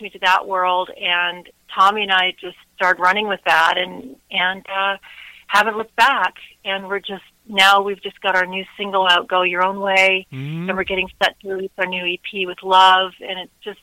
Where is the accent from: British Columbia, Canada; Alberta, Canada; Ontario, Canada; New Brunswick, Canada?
Ontario, Canada; I grew up here in Ontario, Canada, and my grandmother was Transylvanian